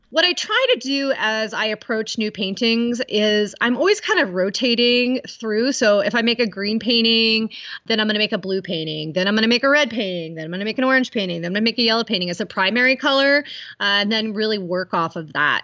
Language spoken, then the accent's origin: English; Appalachian Ohio, United States; moved away as an adult; also born or lived in Boston; I was born in Ohio, so I'm originally from Appalachia, Ohio, in a really small town. I grew up hiking and in the woods